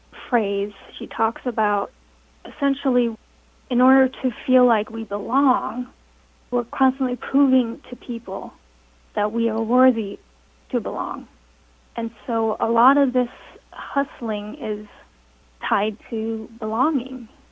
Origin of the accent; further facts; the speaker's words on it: Denmark; also born or lived in United States; So it's interesting because I grew up partly in Denmark and partly in America